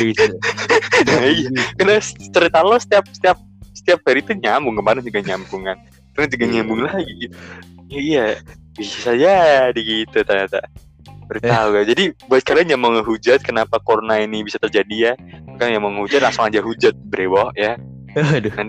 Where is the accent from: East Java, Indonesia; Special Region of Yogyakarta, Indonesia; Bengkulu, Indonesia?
East Java, Indonesia; Jember; now in Semarang, Indonesia; gue gue udah habis pulang kampung nih dari Jember uh. kampung gue terus gue baliklah ke, ke Semarang kan